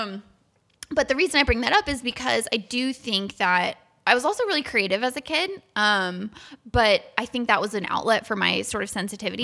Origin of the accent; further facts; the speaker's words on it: Florida, United States; I grew up in Florida.